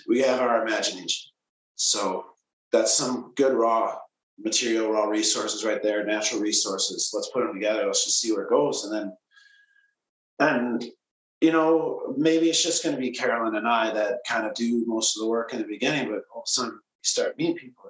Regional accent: Kimberly, Wisconsin, United States; moved away as an adult; also born or lived in Portland; I grew up in Kimberly, which is right across the bridge

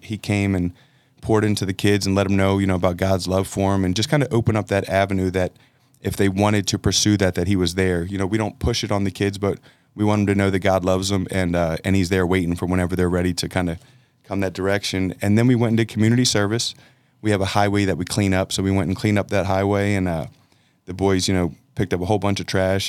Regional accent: Philadelphia, Pennsylvania, United States; now in Texas, United States; I'm from Philadelphia

